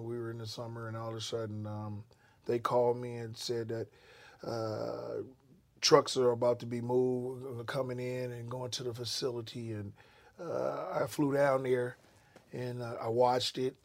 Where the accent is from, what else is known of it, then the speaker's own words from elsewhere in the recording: Oakland, California, United States; moved away; also born or lived in Seattle, Washington; I'm from the Bay Area. Mm-hmm. Oakland, California is where I grew up